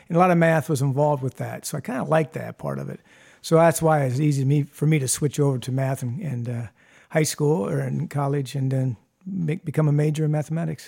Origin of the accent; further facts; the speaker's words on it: Toledo, Ohio, United States; also born or lived in Perrysburg, Ohio; I grew up in Toledo